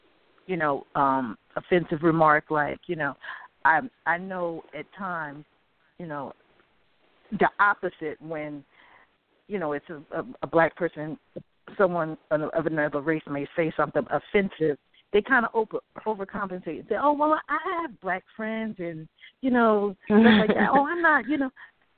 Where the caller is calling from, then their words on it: Newark, New Jersey, United States; I'm calling from Newark, New Jersey.